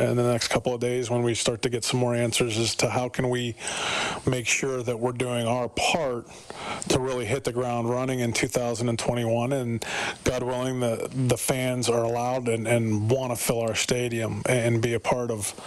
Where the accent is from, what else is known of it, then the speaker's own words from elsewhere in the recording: United States; moved away as an adult; also born or lived in Montreal / Toronto; now in Edmonton, Canada; as an American like I have